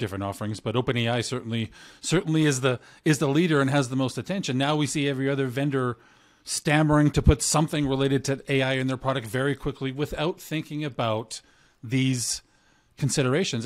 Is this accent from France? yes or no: no; Canada; I'm Canadian